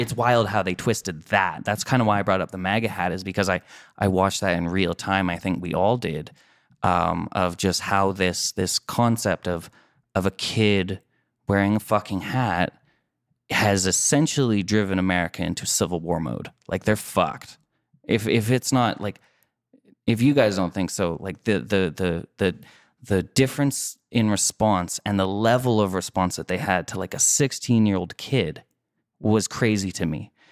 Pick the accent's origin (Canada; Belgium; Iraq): Canada; I'm Canadian